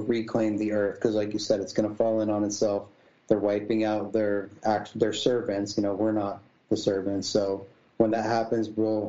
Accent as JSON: {"language": "English", "region": "Massachusetts", "country": "United States", "tie": "born or raised there", "moved": "yes", "lives_now": "Vermont, United States", "said": "I grew up in Mass."}